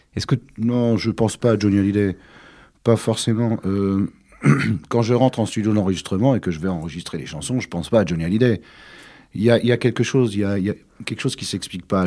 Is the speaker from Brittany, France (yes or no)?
yes; Côtes-d'Armor, Brittany, France; mon enfance s'est passée en Bretagne en général. Mais euh, oui, plus, euh, un peu plus particulièrement dans les Côtes d'Armor, Puisque c'est là que je suis né